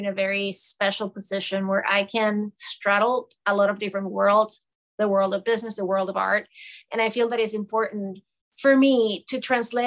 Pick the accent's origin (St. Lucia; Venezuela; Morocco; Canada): Venezuela; Caracas, Capital District; moved away as an adult; now in New York City, United States; I was born and raised in Caracas, Venezuela, and I moved to the United States in the late 90s.